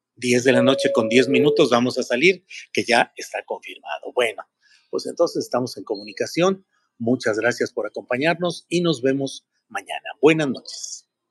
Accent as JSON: {"language": "Spanish", "town": "Torreón", "region": "Coahuila", "country": "Mexico", "tie": "born or raised there", "said": "Torreón, Coahuila, mi tierra natal"}